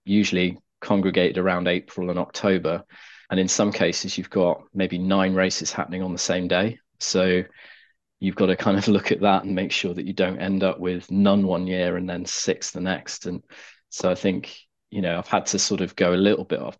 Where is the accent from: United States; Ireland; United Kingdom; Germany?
United Kingdom; Cornwall, South West England; I grew up in Cornwall.